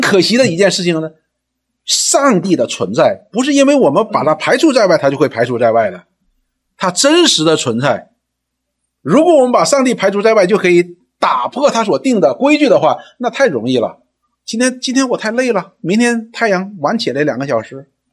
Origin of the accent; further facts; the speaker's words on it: China; 我们中文人